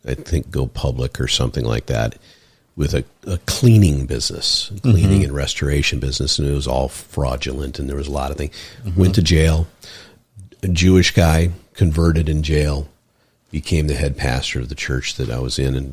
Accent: Ireland; I'm an Irish boy, so

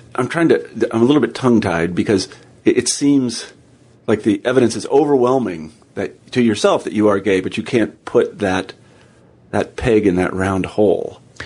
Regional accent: Kansas, United States; moved away as an adult; also born or lived in Iowa; I grew up in Kansas

